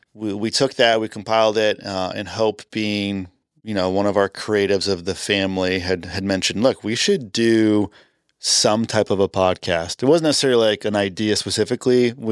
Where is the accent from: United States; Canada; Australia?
Canada; So you'll hear throughout this entire podcast, I'm from Canada. I get made fun of that all the time.